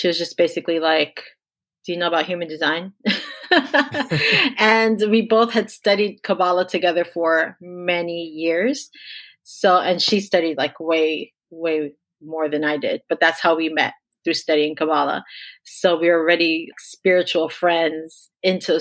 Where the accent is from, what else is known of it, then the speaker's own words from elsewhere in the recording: Miami, Florida, United States; I was born in Miami, Florida. My parents are both immigrants from Jamaica, so they moved here as adults. And so I'm first generation American living in Miami, which is, let's face it, it's not America. It's not like the rest of the United States, right? It's almost like its own little island. So lots of island people. there. That's where I grew up